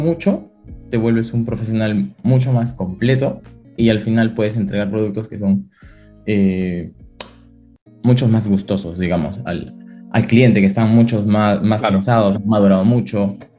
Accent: Arequipa, Peru; moved away as an adult; also born or lived in Lima, Peru; now in Madrid, Spain; yo soy de Perú, nací en la ciudad de Arequipa y luego estudié en Lima

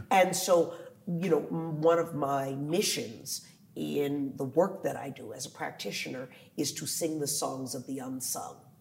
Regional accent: Washington, District of Columbia, United States; also born or lived in Philadelphia; my hometown of DC

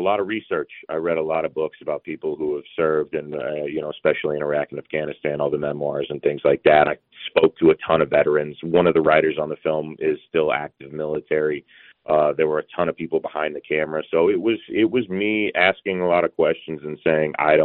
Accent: Georgia, United States; I grew up in Georgia

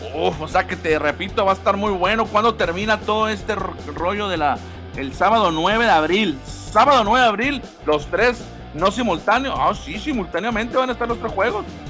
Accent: Mexico; como mexicanos

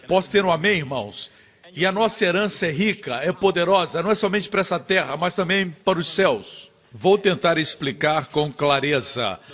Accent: Singapore; nós somos de Singapura

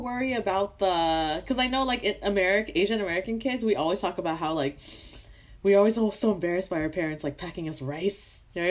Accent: Canada; also born or lived in Vietnam

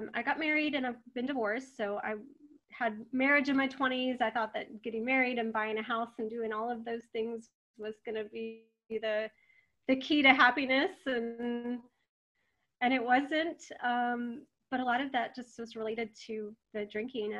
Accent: Texas, United States; I was raised in Texas

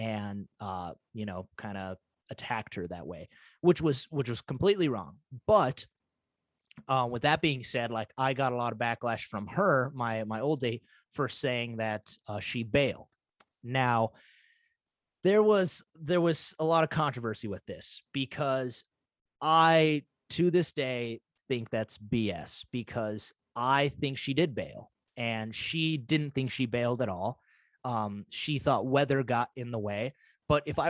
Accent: United States; I'm from North Dakota, Montana area

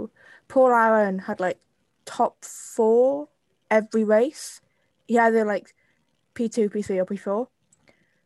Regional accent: Wales, United Kingdom; accent: Welsh; my Welsh accent

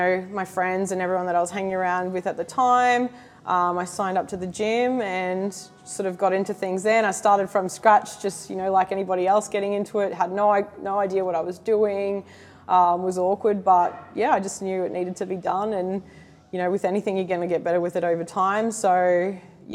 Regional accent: Cairns, Queensland, Australia; moved away as an adult; now in Gold Coast, Australia; where I grew up in Cairns

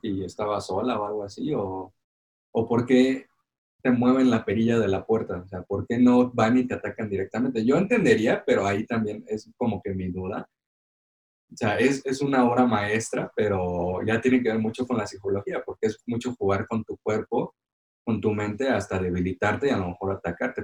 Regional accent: Morelos, Mexico; cuando era niño allá en Morelos

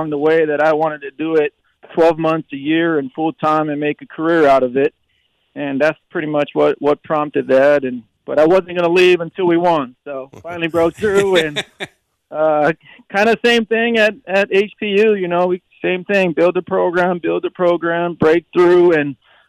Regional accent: Hawaii, United States; I'm born and raised Hawaii guy

